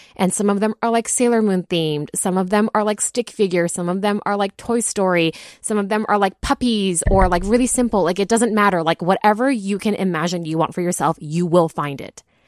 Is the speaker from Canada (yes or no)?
no; Taiwan; moved away; also born or lived in Japan; I grew up in Taiwan